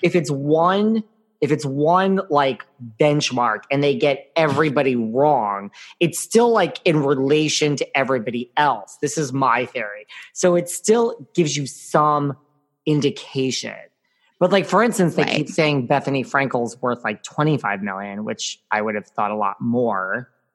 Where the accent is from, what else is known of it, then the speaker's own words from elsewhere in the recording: Connecticut, United States; accent: New York; also born or lived in New York City; I grew up between the city and Connecticut